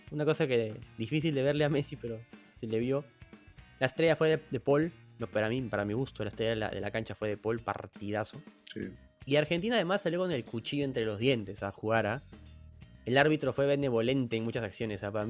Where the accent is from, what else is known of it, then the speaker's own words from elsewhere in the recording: Peru; a mí, en verdad, a ti, a mí, a todos los que somos peruanos